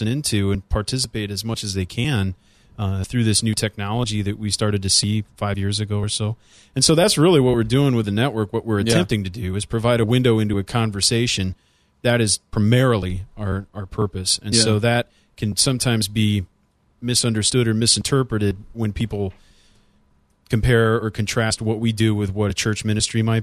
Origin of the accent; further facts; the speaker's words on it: Illinois, United States; moved away as an adult; now in Philadelphia, United States; I came from Illinois. I came from a particular area that didn't have a Reformed influence.